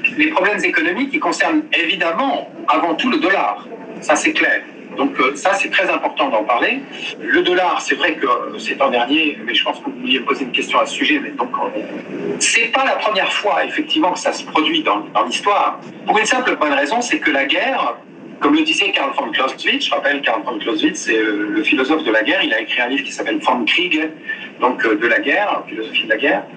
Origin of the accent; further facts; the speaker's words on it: France; je suis français, je ne suis pas américain